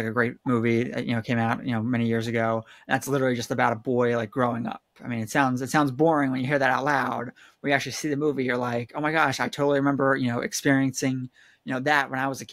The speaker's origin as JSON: {"language": "English", "region": "New Jersey", "country": "United States", "tie": "born or raised there", "also_born_or_lived": "Philadelphia, Pennsylvania, United States", "said": "when I was 8, my family moved to New Jersey, and I've been there ever since"}